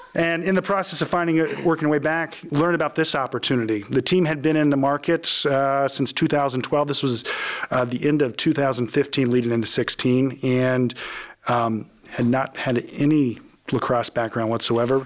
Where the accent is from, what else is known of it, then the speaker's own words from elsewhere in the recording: Lancaster, Ohio, United States; I grew up in Lancaster, went to undergrad at Ohio State